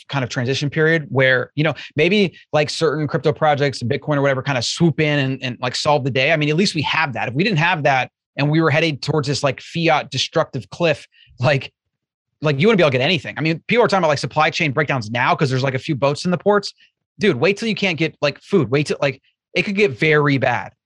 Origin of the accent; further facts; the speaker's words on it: Florida, United States; I grew up in Florida